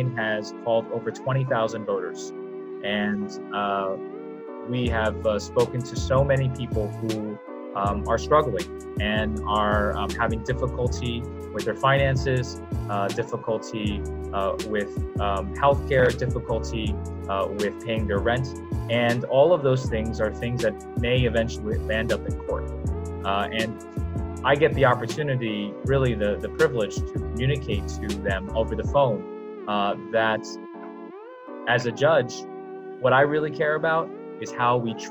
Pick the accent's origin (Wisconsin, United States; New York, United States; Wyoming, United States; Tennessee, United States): New York, United States; New York City; also born or lived in China; I was raised, born in China, came over here when I was 5, and then raised largely in Brooklyn